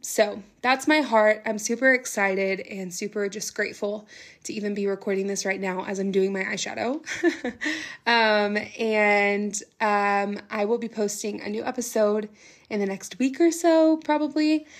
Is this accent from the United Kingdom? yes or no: no; Nashville, Tennessee, United States; also born or lived in Knoxville, Tennessee; I grew up in the Nashville area